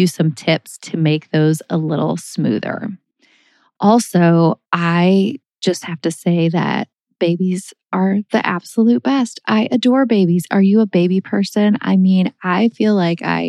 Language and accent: English; St. Louis, Missouri, United States; also born or lived in Minnesota / Texas; moving from Minnesota, where I was born and raised and surrounded by my whole family. My mom's one of 8 kids and everybody lived there and I had a million cousins, and I moved from Minnesota to St. Louis when I was in 4th grade